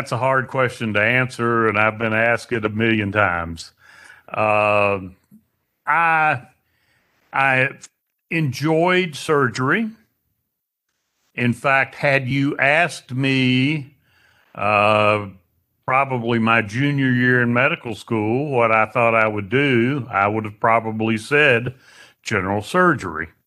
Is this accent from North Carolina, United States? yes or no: yes; Statesville, North Carolina, United States; also born or lived in Winston-Salem; now in Hickory, United States; I left Statesville at age 18 and went to Wake Forest.